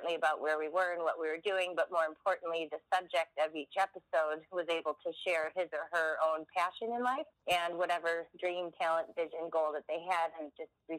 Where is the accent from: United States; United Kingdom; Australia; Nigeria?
United States; Chicago, Illinois; moved away as an adult; now in New York, United States; I'm from Chicago originally. I've been out in New York for about 13 years